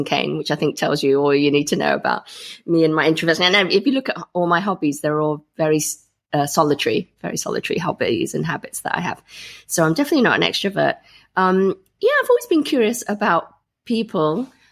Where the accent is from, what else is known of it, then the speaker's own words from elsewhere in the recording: Grantham, East Midlands, United Kingdom; I grew up in Grantham, Lincolnshire.